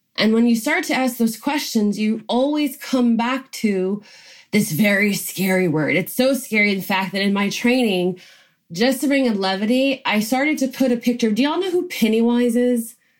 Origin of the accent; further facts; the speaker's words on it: Georgia, United States; I grew up in Georgia